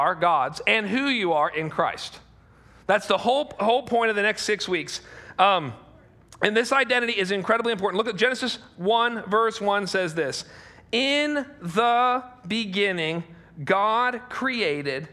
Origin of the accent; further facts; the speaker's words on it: United States; as an American